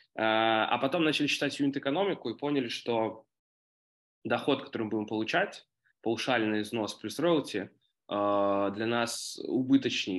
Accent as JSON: {"language": "Russian", "region": "Minsk", "country": "Belarus", "said": "я сам из Минска"}